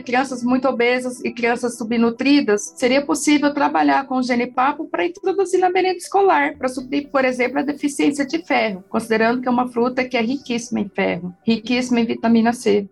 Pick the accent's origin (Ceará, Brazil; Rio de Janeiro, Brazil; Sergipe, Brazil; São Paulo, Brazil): São Paulo, Brazil; Campinas; Eu sou de Campinas, nascida e criada em Campinas, sim. E moro em Barão Geraldo